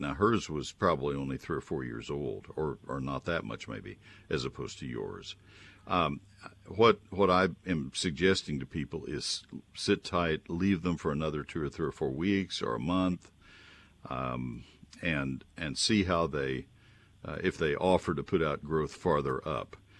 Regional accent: Texas, United States; I'm a native Texan

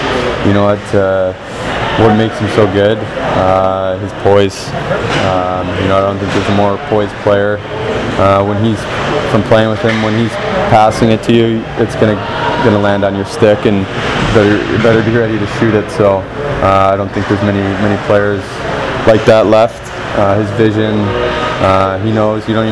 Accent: Detroit, Michigan, United States; Growing up in Detroit

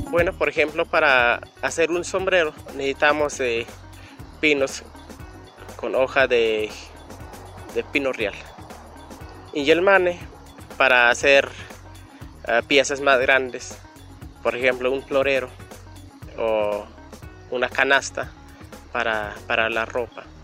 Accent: Mesa La Gloria, Durango, Mexico; vengo de la Mesa La Gloria, municipio del Mezquital, Durango. Aquí estamos ahorita en el, las Alamedas, entre Constitución.

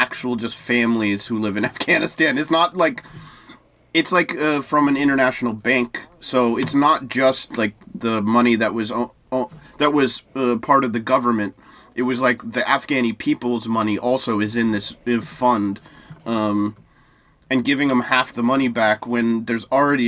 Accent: United States

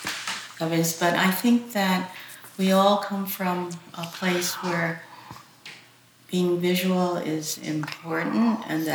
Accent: Port Chester, New York, United States; first language Chinese; English is a second language; I was born in Portchester, New York. Okay. And I grew up there, but I also, every weekend, almost every weekend, we went to New York Chinatown. So that also was part of my upbringing

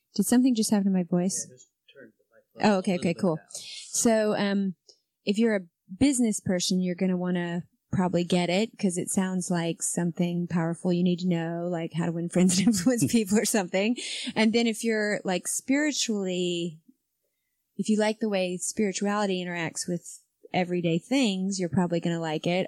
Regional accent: Spartanburg, South Carolina, United States; moved away; Spartanburg, South Carolina, is basically my hometown

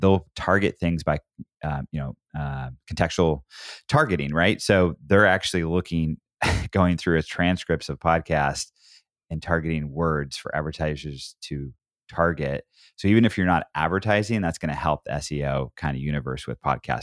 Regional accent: Oregon, United States; I grew up in Oregon

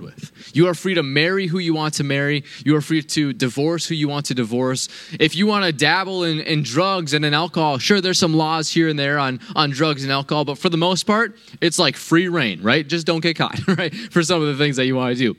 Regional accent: United States; I am a proud American

